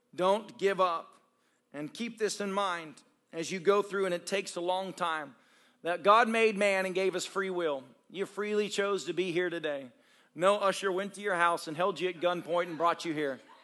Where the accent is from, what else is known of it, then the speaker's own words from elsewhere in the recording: Tennessee, United States; moved away; I grew up in Tennessee